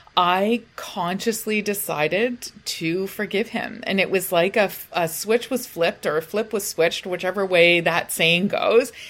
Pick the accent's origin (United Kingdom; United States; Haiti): United Kingdom; we're British